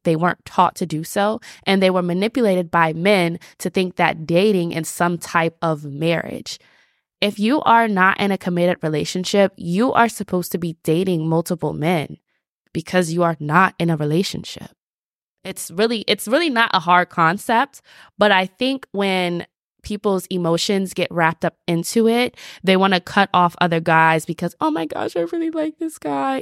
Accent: Atlanta, Georgia, United States; I'm from Atlanta

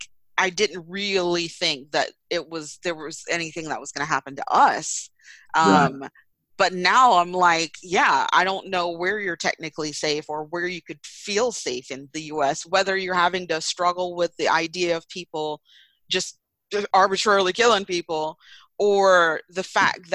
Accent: Georgia, United States; also born or lived in Jamaica; I grew up here in Georgia

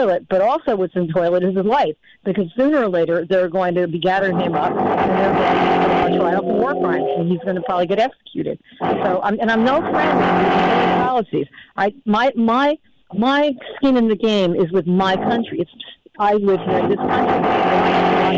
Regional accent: United States; as an American

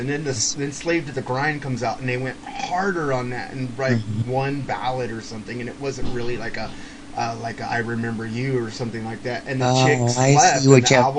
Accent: California, United States; I'm a West Coast California boy

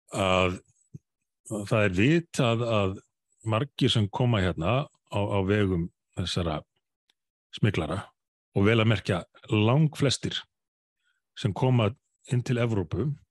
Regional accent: Reykjavík, Capital Region, Iceland; í Breðolti mínu gamla hverfi

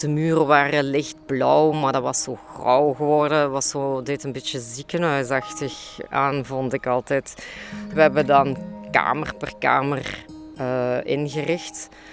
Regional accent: Limburg, Belgium; ik heb een groot deel van mijn jeugd doorgebracht in Limburg

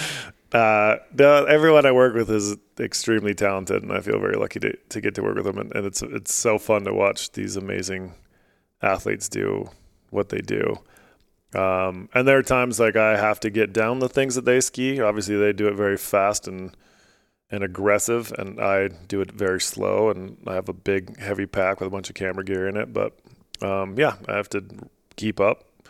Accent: Alaska, United States; now in Utah, United States; I grew up in Alaska

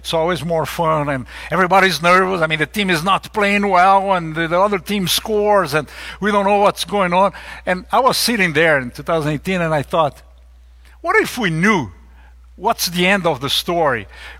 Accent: Brazil; You guys know I'm from Brazil, and I'm a big soccer fan, a horrible player, but a big fan.

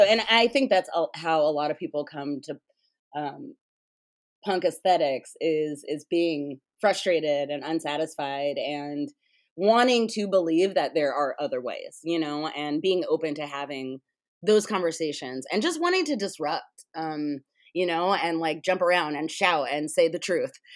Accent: United States; I'm an American, so I'm a capitalist.

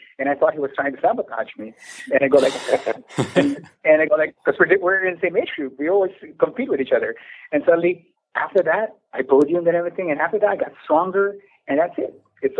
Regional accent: Philippines; I'm a Filipino and true-blooded Filipino. And we grew up Asian

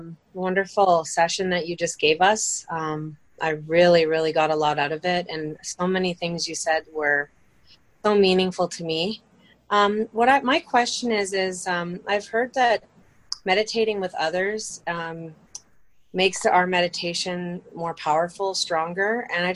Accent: Canada; I'm actually from Canada

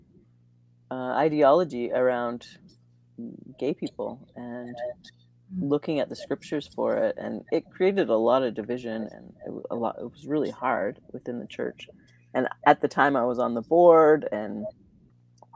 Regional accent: Alberta near Calgary, Canada; moved away as an adult; also born or lived in Vancouver; now in Calgary, Canada; I grew up in Alberta near Calgary.

